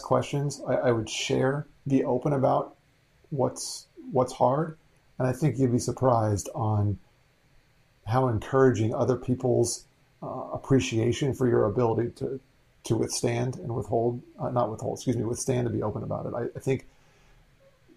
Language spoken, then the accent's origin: English; South Florida, United States; I speak a little bit of Spanish growing up in South Florida